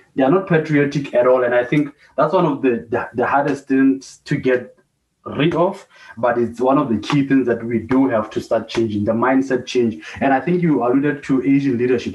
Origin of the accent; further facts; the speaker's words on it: Lesotho; moved away; born and bred in Lesotho, but left